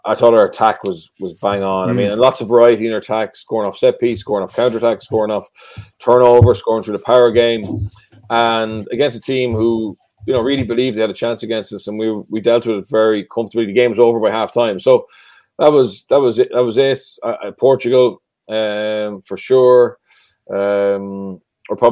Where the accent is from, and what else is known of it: Ireland